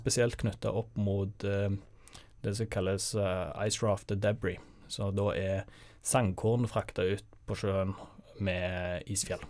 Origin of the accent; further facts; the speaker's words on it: Sandnes, Rogaland, Norway; moved away as an adult; now in Bergen, Norway; jeg er jo fra Sandnes